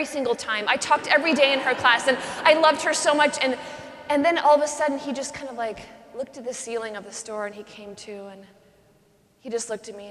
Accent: Pacific Northwest, United States; I grew up in the Pacific Northwest

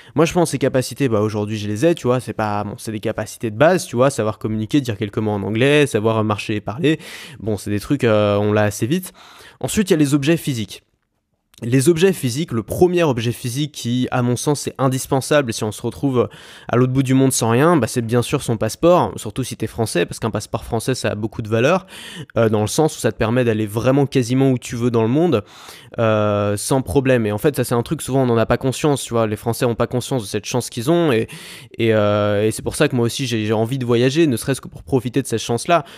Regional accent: France; on a une chance énorme d'avoir avoir un passeport français

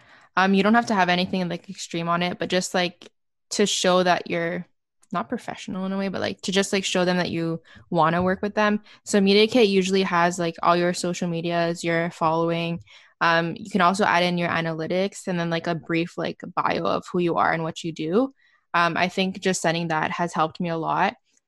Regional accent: Canada; So since I'm from Canada, there's nothing like more that it gives me more of, I feel.

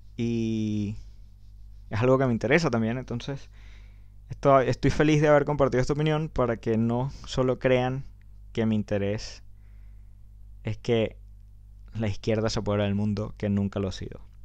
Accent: Venezuela; moved away; lo que vivimos en Venezuela

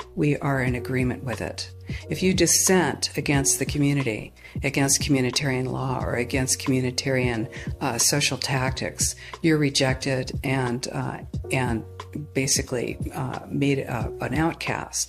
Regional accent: California, United States; I'm from the United States, California

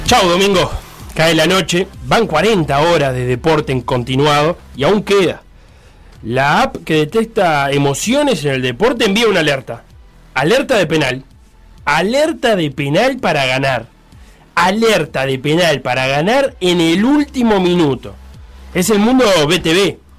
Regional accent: Uruguay; viéndolo como uruguayo

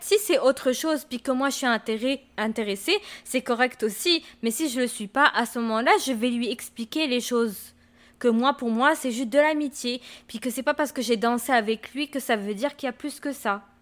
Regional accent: France; now in Quebec, Canada; moi j'ai grandi en France et je suis née là-bas

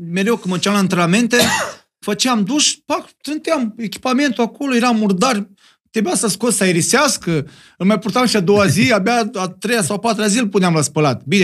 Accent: Moldavia, Romania; accent: Moldovan; Am vorbit cu accentul meu de moldovean.

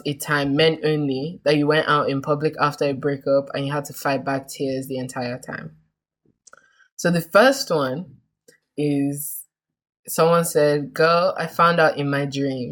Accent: Nigeria; us being Nigerian

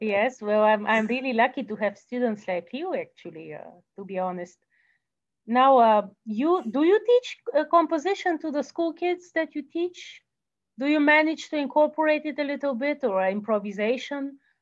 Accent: Bulgaria; moved away; I am from Bulgaria and I studied in the music school

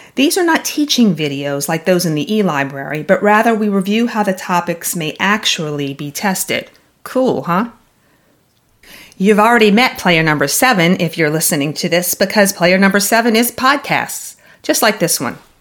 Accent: the South, United States; I'm from the South

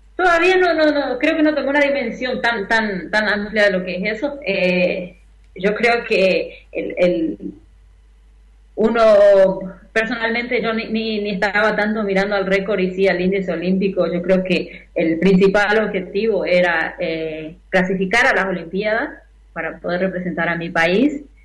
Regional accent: Tres Isletas, Chaco, Argentina; moved away as an adult; now in Brazil; yo sigo siendo argentina

